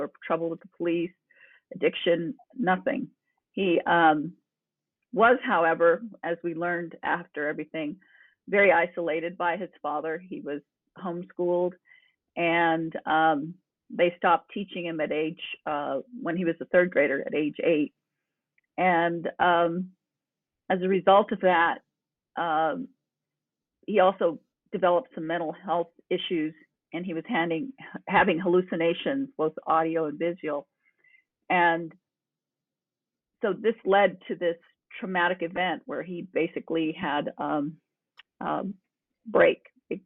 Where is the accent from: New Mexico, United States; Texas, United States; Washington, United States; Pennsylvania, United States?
New Mexico, United States; I come from New Mexico, long roots here